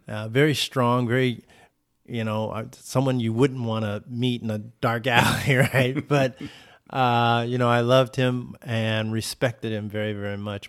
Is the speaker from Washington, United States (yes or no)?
no; Oceanside, California, United States; my hometown of Oceanside